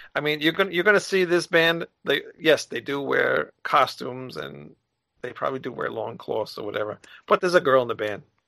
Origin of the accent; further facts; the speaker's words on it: New York, United States; I'm from New York